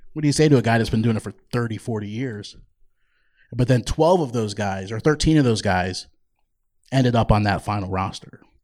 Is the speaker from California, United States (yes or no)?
no; Toms River, New Jersey, United States; moved away as an adult; also born or lived in Georgia; now in Boise, United States; I was born in Toms River, New Jersey. Um, so depends on certain words. You might see that accent pop out from time